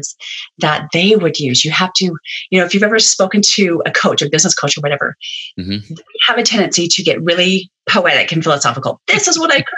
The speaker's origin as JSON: {"language": "English", "region": "Utah", "country": "United States", "said": "I'm from Utah. There's a pile of essential oil people here."}